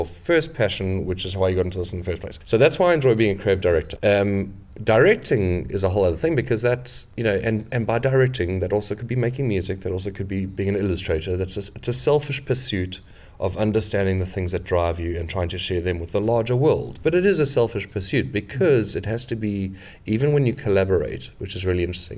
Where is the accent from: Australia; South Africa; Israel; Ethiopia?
South Africa; moved away as an adult; now in London, United Kingdom; I'm originally from South Africa, but I've been in London for about 11 years.